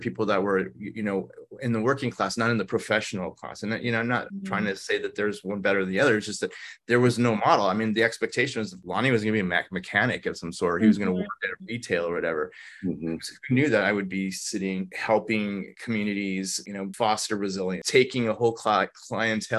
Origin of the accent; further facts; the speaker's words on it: Los Angeles, California, United States; English is a second language; I grew up in Los Angeles at the time